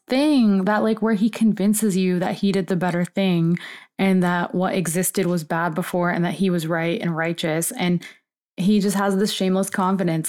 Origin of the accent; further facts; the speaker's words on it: Florida, United States; Florida, my home state